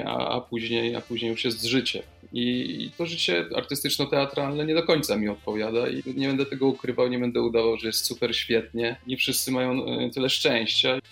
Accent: Kostomłoty, Lower Silesian Voivodeship, Poland; moved away; pochodzę z, z Wrocławia, dokładnie, z Kostomłotów

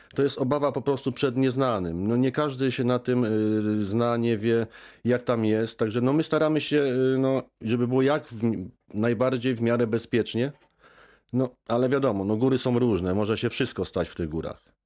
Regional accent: Poland; ja się wychowałem w górach, urodziłem się w górach

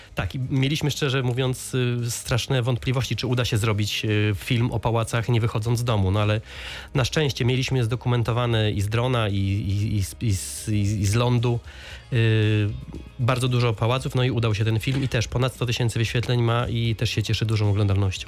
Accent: Lower Silesian Voivodeship, Poland; ja tutaj mieszkam od urodzenia

